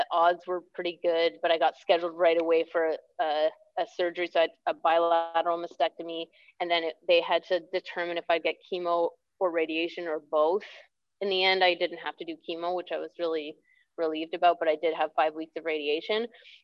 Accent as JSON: {"language": "English", "town": "Toronto", "region": "Ontario", "country": "Canada", "tie": "born or raised there", "also_born_or_lived": "Ottawa / Vancouver / Squamish", "moved": "as an adult", "said": "I lived in Ontario then, I grew up in Toronto."}